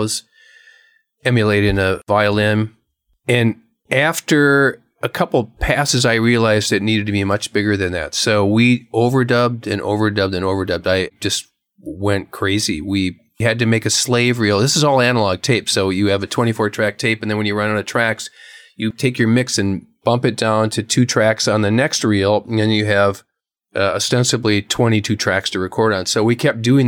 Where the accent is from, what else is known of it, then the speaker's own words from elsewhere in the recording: Wisconsin, United States; I'm from Wisconsin, and there was a polka hour every day on the local radio